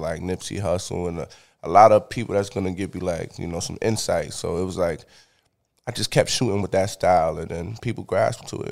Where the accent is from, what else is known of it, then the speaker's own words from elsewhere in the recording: New York City, New York, United States; I'm from the Bronx, New York